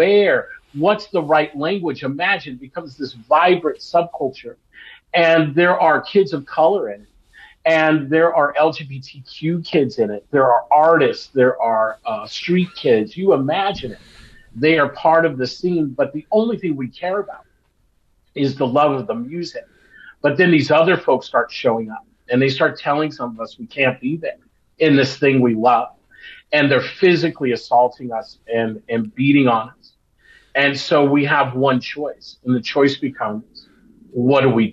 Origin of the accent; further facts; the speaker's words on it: Los Angeles, California, United States; also born or lived in Long Beach, California; I grew up in Los Angeles and in Long Beach